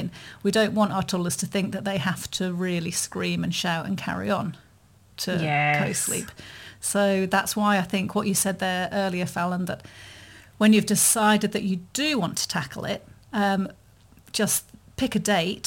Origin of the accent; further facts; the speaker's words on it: United Kingdom; being British